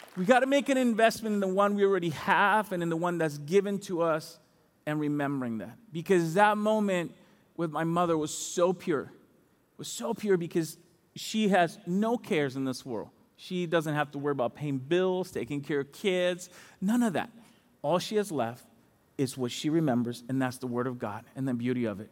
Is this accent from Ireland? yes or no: no; Dominican Republic; moved away; I'm from the Dominican Republic